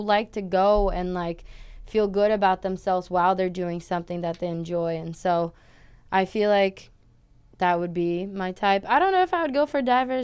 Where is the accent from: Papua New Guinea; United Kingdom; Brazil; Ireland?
Brazil; São Paulo; moved away as an adult; also born or lived in Switzerland; now in United States; I'm originally from Brazil in a city and state called Sao Paulo